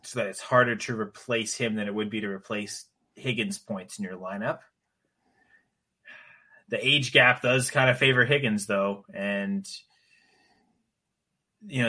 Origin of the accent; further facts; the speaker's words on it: Canada; I'm Canadian